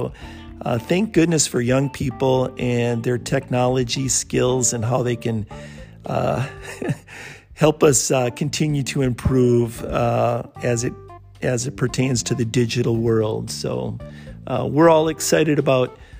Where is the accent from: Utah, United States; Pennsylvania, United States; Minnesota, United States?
Minnesota, United States; Bloomington; moved away as an adult; also born or lived in San Diego; I'm from the Twin Cities area, grew up in Bloomington, went to high school at John F. Kennedy